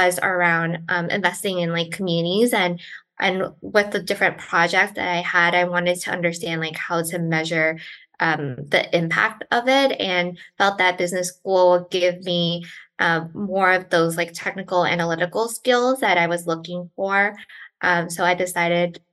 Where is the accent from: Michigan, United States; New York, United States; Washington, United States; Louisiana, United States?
New York, United States; New York City; moved away as an adult; now in Charlottesville, United States; So I grew up in New York City, born and raised in Brooklyn, and have lived in New York City my entire life.